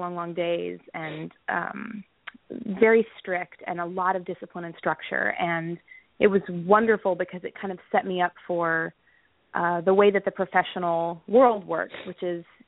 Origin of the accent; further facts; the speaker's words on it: Texas, United States; I grew up in Texas